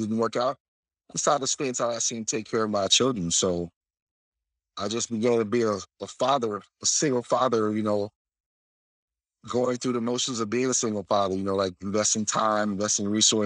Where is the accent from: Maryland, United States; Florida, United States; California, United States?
Florida, United States; South; moved away as an adult; From South Florida, you know, born and raised in South Florida